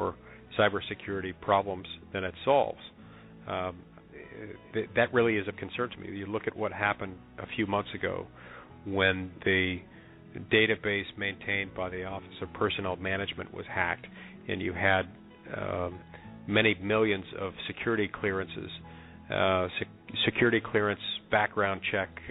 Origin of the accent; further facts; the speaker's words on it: Utah, United States; That's in my home state of Utah, where I'll be up for re-election.